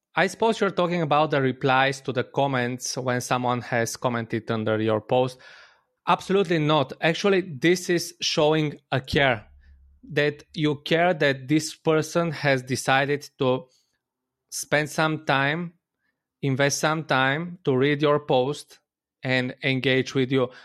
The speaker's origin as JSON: {"language": "English", "country": "Bulgaria", "said": "I'm from Bulgaria."}